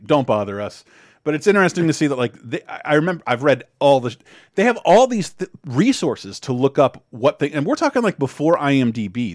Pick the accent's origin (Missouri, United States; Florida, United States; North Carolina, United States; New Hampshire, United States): Florida, United States; I'm from Florida